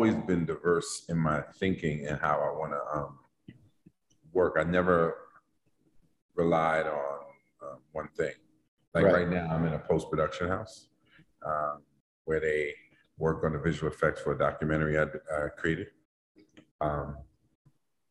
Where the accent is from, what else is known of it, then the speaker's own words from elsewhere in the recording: New York City, New York, United States; I grew up in Harlem at the time, in the 70s, it wasn't gentrified